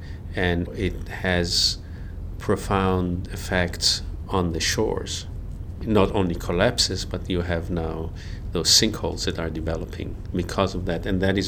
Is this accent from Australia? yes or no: no; Israel; Of course, because I was born and I grew up in Israel, there's a relationship to the place.